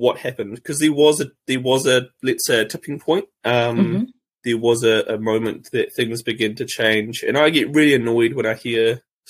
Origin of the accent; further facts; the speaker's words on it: New Zealand; also born or lived in Cambodia; I became different than a typical New Zealand boy. And so when I came back from Cambodia when I was 16 to New Zealand